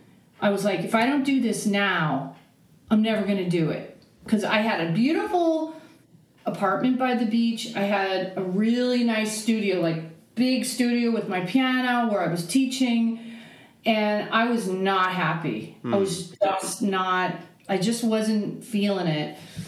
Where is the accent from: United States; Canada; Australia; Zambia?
United States; Aptos, California; Yeah, I'm from Santa Cruz, California. {S1} Okay. {S2} From a little town called Aptos.